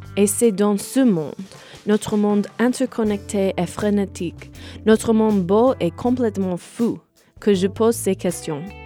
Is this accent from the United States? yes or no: yes; Norwalk, Connecticut, United States; French is a second language; je suis née à Norwalk, Connecticut comme ma mère et mon père